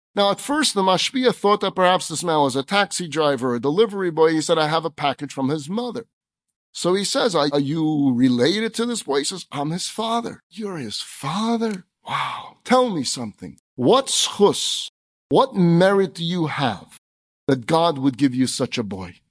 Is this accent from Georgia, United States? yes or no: no; New York City, New York, United States; we kids did growing up in Crown Heights